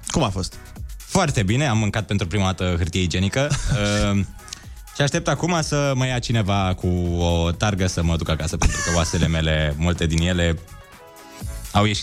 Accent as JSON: {"language": "Romanian", "area": "Transylvania", "region": "Harghita County", "country": "Romania", "moved": "yes", "lives_now": "Bucharest, Romania", "said": "venetic și eu. Sunt, uh, sunt venit din Ardeal."}